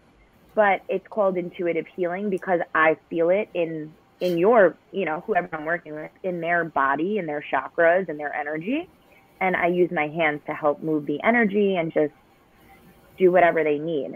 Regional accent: New York, United States; I'm a New Yorker

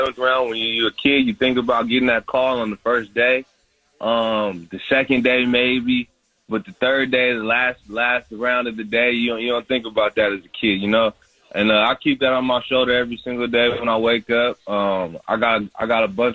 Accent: Washington, United States; moved away as an adult; now in Miami, United States; coming from Washington, growing up in Washington, moving to as far away as possible

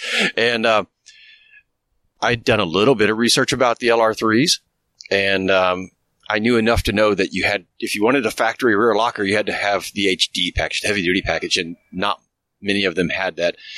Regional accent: Midwest, United States; moved away; also born or lived in Indiana; I'm from the Midwest originally

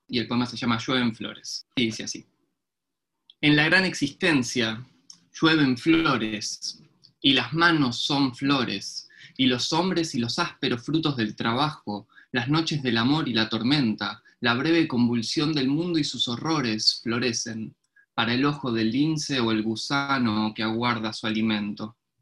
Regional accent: Buenos Aires, Argentina; also born or lived in Williamsburg, Brooklyn; now in New York, United States; también soy de Buenos Aires, pero en realidad estoy acá en la República Separatista de Williamsburg

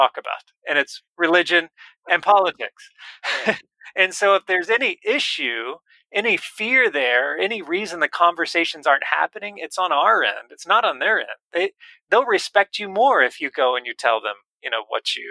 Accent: United States; We often, as American kind of workaholic, task-oriented people

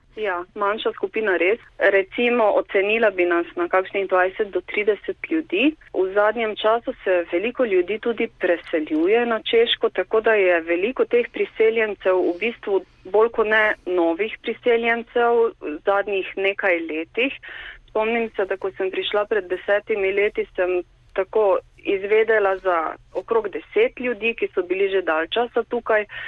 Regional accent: Slovenia; moved away as an adult; now in Brno, Czech Republic; Slovenci smo

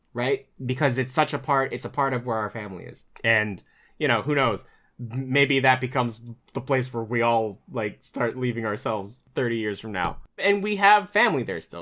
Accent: Chesapeake, Virginia, United States; also born or lived in Luray, Virginia; now in New York, United States; Chesapeake, Hampton Roads, that's where I grew up

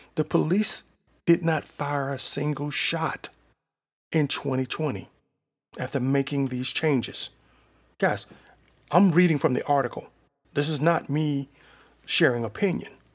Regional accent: Selma, United States; my hometown of Selma

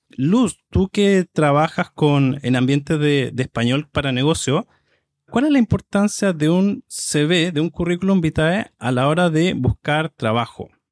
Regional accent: Chile; soy de Chile

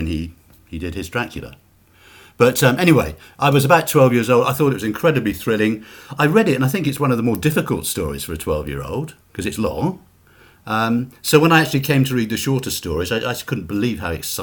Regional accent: United Kingdom; accent: British; I'm British

